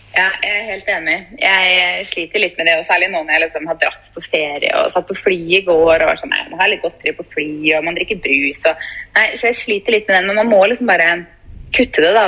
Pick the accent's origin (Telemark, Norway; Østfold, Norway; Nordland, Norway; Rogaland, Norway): Østfold, Norway; Fredrikstad; moved away; jeg var jo først hjemme i Fredrikstad